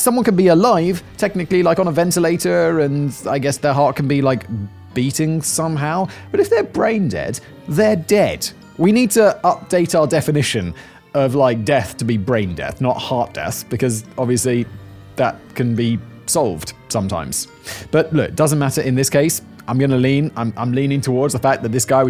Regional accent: United Kingdom; as a British person

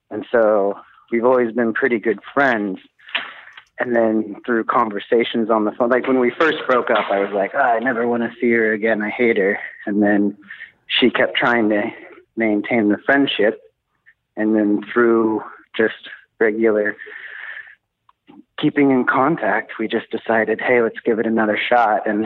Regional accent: Oklahoma, United States; moved away as an adult; now in Helsinki, Finland; from the States. I'm from Oklahoma originally.

